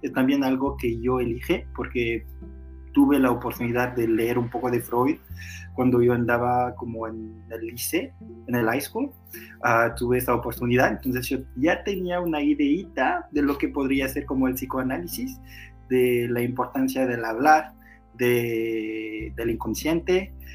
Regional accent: Portugal; Spanish is a second language; now in France; Yo soy portugués también

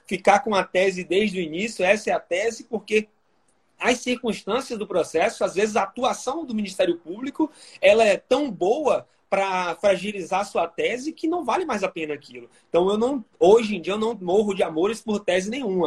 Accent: Salvador, Bahia, Brazil; eu sou natural de Salvador, na Bahia.

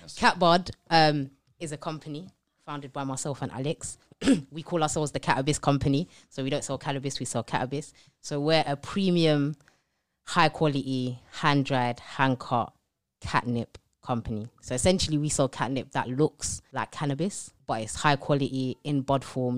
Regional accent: London, United Kingdom; I grew up in East London, um, on a council estate, loads of siblings

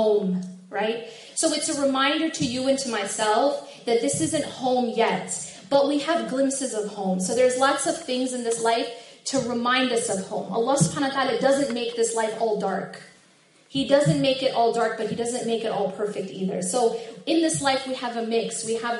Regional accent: Madison, Wisconsin, United States; I grew up in Madison, which is just, you know, like 2.5 hours away

